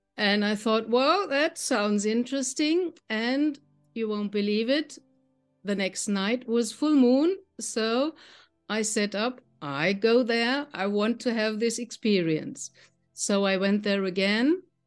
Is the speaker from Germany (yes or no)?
yes; Germany; I'm from Germany. I live in the middle of Germany, near to the town Frankfurt.